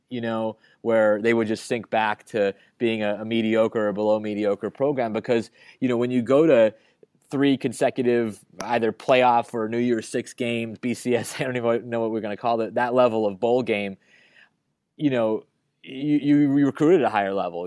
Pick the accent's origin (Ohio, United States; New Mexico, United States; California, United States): California, United States; Berkeley; now in Chicago, United States; I grew up in Berkeley